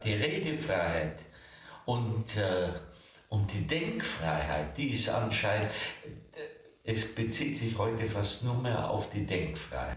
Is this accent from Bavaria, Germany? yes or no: yes; Bavaria, Germany; bei uns in Bayern